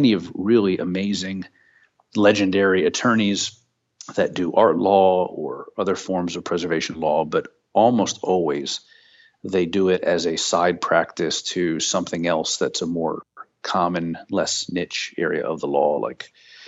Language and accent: English; Pennsylvania, United States; Well, I grew up in the Pocono Mountains in Pennsylvania, where my uncle frequently took my brother and I out into the Pennsylvania woods